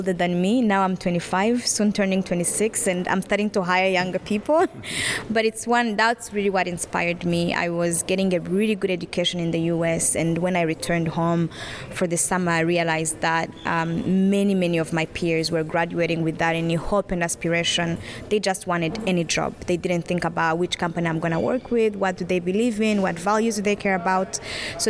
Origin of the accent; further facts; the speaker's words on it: Rwanda; I'm from Rwanda